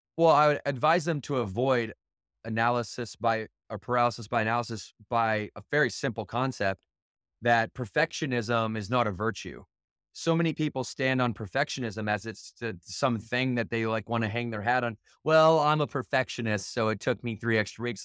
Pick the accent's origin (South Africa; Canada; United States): United States; Battle Creek, Michigan; I grew up in Battle Creek, Michigan